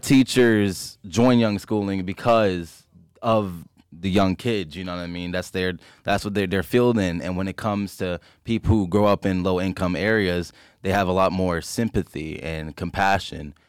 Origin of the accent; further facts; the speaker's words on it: Philadelphia, Pennsylvania, United States; I grew up Allegheny area in Philly